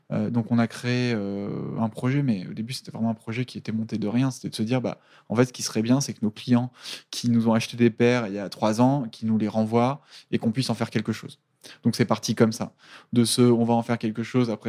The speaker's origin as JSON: {"language": "French", "country": "Italy", "said": "Je suis italienne"}